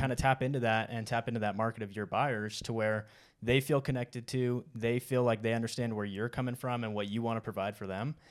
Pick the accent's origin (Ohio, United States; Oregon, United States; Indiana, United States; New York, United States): Oregon, United States; moved away as an adult; now in Utah, United States; I grew up in Oregon, um, and then once I was out of high school, I joined the Marine Corps